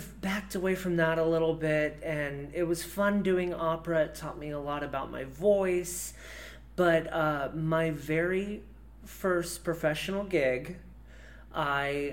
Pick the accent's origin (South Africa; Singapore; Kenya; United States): United States; Decatur, Indiana; I grew up in Decatur, Indiana